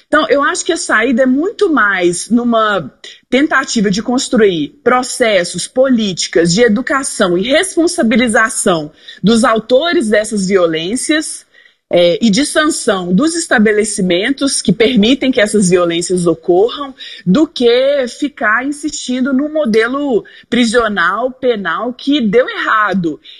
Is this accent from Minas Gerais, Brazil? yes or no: yes; Belo Horizonte, Minas Gerais, Brazil; Eu sou de Belo Horizonte, Minas Gerais, tenho 34 anos